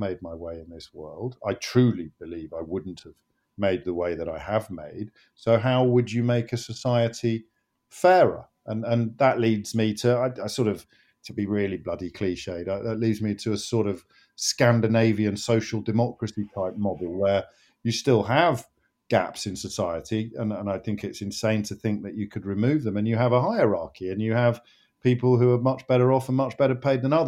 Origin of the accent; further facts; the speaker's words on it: Kidderminster, West Midlands, United Kingdom; I grew up in Kidderminster